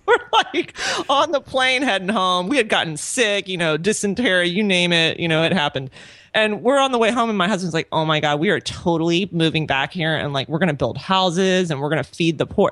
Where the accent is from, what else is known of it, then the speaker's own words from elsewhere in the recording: Orlando, Florida, United States; moved away as an adult; also born or lived in Pensacola / Honduras; now in Lakeland, United States; I'm originally from Orlando. I was born and raised there.